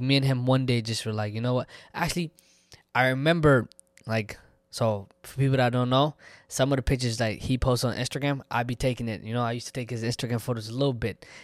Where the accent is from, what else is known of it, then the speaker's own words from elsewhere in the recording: Texas, United States; I'm from Texas regardless. It's home for me. It's always been home for me